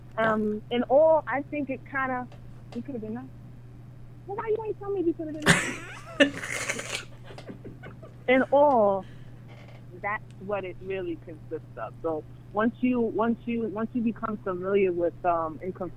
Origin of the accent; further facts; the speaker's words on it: Long Island, New York, United States; I'm from Long Island, New York